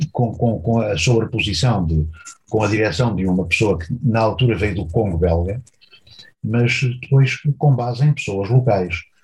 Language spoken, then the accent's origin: Portuguese; Beira Baixa, Centro, Portugal; moved away as an adult; also born or lived in Proença-a-Nova, Portugal / Angola; Eu vivia na Beira Baixa, onde nasci